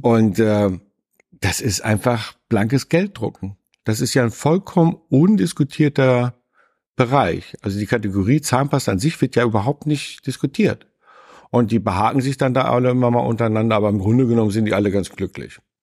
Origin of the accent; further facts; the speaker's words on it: Northern Germany, Germany; Ich bin nun auch noch im Norden aufgewachsen